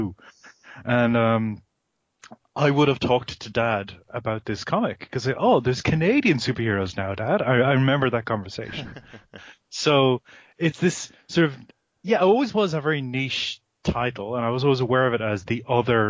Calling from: Melbourne, Victoria, Australia; while I don't sound like it, I'm calling you from Australia.

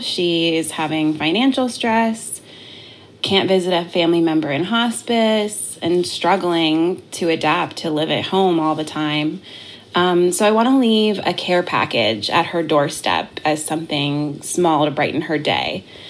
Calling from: Florida, United States; I'm calling from Florida

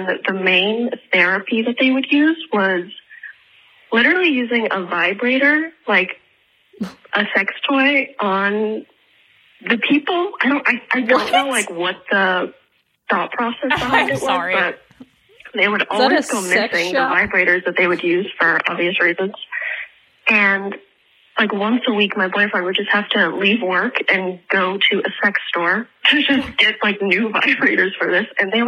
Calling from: Prague, Czechia; I'm just now realizing that I am definitely calling from Prague, and this is going to cost me a fuck ton.

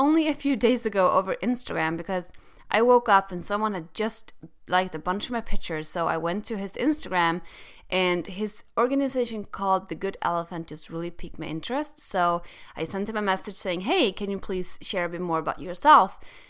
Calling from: Halmstad, Halland County, Sweden; I'm calling out from Halmstad, Sweden

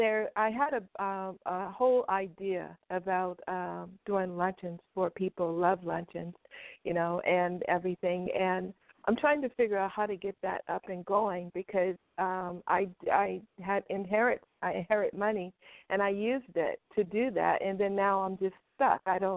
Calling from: Los Angeles, California, United States; Thank you for taking my call. Los Angeles.

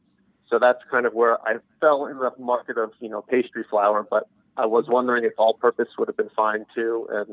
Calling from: Atlanta, Georgia, United States; I'm calling from Atlanta, Georgia.

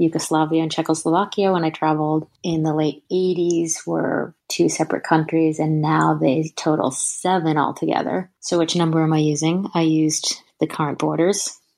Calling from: San Francisco, California, United States; I'm calling from San Francisco, California.

